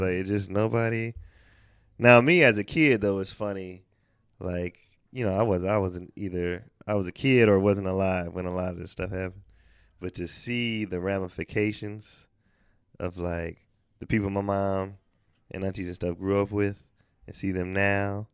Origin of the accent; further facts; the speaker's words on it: the Bay Area, California, United States; I'm from the Bay